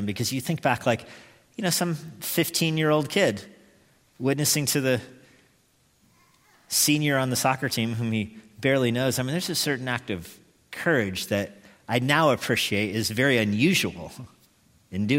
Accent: United States; I'm an American

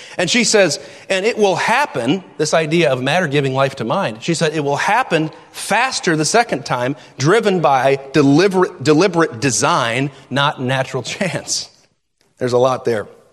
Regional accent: United States; as American citizens

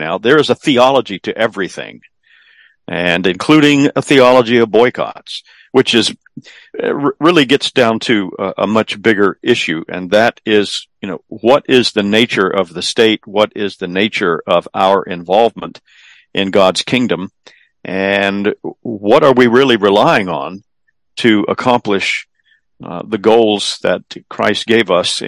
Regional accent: South Carolina, United States; here in my home state of South Carolina

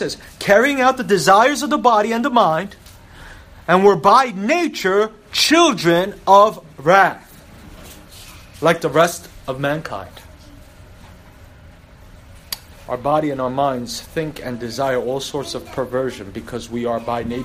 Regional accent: United States; As an American

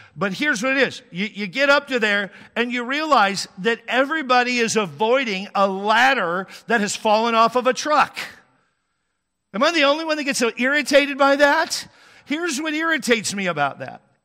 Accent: Texas, United States; now in California, United States; I'm from there

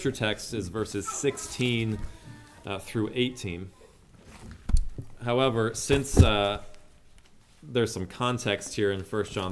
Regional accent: outside of Pittsburgh, Pennsylvania, United States; when I was a little boy, I was growing up outside of Pittsburgh, Pennsylvania in the early 2000s

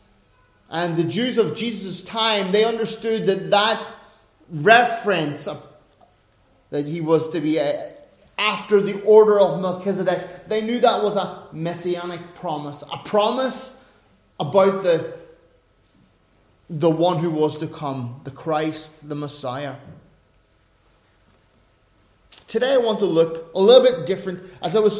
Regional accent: Northern Ireland, United Kingdom; As an Irishman, as a Northern Irishman, as a Northern Irish Protestant

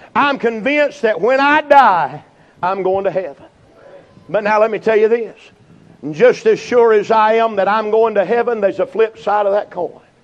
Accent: Burnsville, North Carolina, United States; I'm from Burnsville

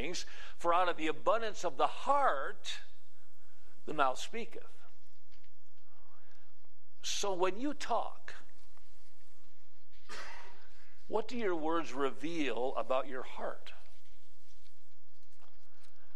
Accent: Wisconsin, United States; When I was a teenager growing up in Wisconsin

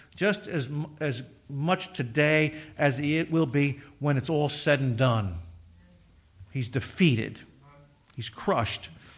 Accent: Kearney, United States; I'm from Kearney and graduated 82, worked for a plumbing company.

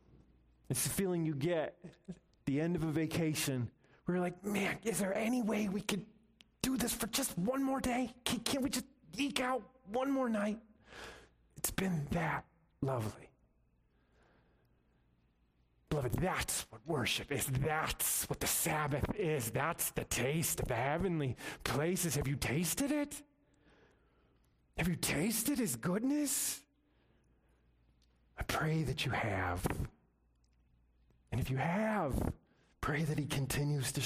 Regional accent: United States; as American Christians

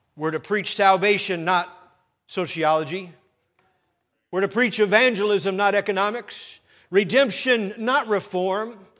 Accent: Sheboygan, Wisconsin, United States; as a boy growing up in Sheboygan, Wisconsin

